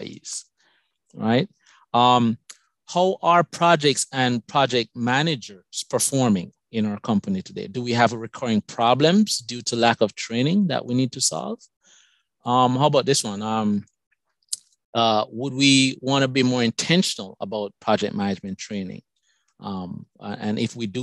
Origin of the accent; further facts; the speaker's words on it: Jamaica; accent: Jamaican; moved away as an adult; also born or lived in Madison, Wisconsin, United States; now in United States; My accent is from Jamaica. I came to this country many years ago for college